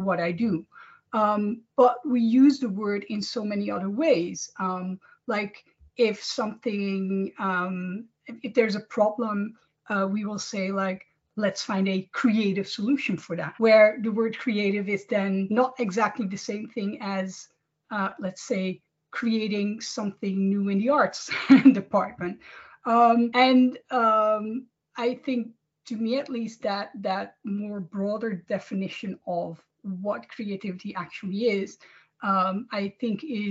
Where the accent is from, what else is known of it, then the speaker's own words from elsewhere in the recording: Amsterdam, North Holland, Netherlands; moved away as an adult; now in Copenhagen, Denmark; I am originally from Amsterdam, the Netherlands, but I've worked all over Europe in different companies